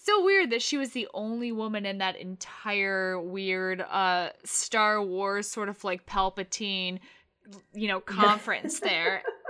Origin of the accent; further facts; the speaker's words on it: United Kingdom; now in United States; but I don't think they realize how truly beautiful the hobnob is, like, as a British person.